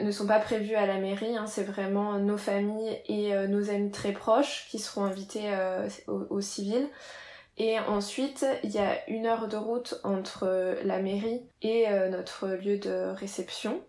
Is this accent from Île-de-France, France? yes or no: no; Reims, Grand Est, France; now in Marseille, France; je viens de, de Reims